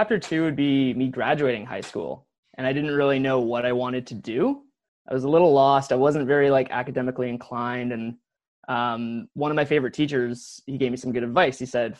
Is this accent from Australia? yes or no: no; Nanaimo, British Columbia, Canada; I grew up in Nanaimo. So Nanaimo is on the east side of Vancouver Island.